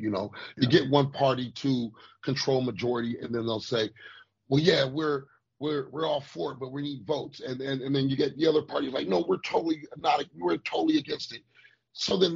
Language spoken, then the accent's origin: English; United States; Us as the American people